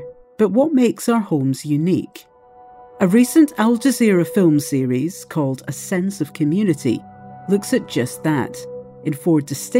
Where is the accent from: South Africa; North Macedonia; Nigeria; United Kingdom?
United Kingdom; Scotland; my home country, Scotland.